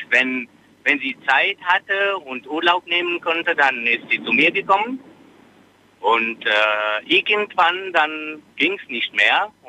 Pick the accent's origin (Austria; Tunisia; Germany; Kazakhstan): Tunisia; Nein, das ist mein Vorname. Ich komme aus Tunesien.